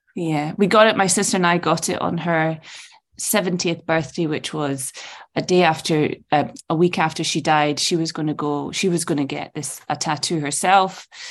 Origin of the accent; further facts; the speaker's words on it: Edinburgh, Scotland, United Kingdom; also born or lived in Malaysia / Saudi Arabia; I grew up in Portobello, which is Edinburgh's seaside